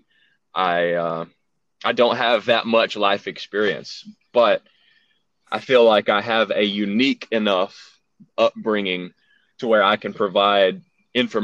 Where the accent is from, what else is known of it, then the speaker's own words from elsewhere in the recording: Alabama, United States; accent: southern; I've been living in Alabama all my life